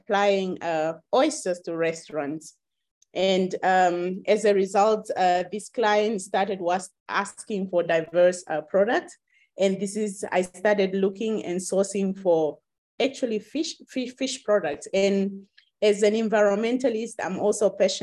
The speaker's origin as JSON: {"language": "English", "country": "Namibia", "said": "I come from Namibia"}